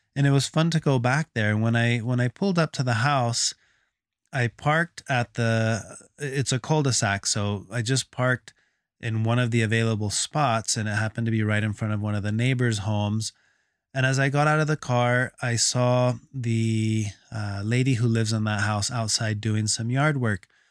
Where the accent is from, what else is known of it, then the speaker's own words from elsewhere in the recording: Texas, United States; moved away; I grew up in Texas